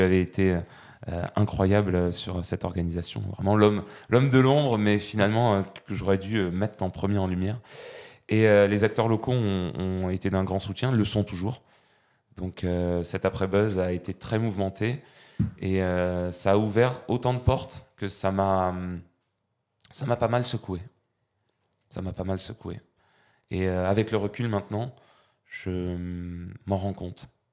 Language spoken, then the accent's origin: French; Pyrenees, France; also born or lived in Val-de-Marne; now in Versailles, France; loin de nos Pyrénées, qui, me manque bien